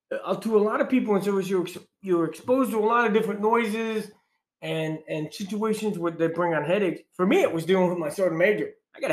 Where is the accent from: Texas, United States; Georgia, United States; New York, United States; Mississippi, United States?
New York, United States; I'm from New York.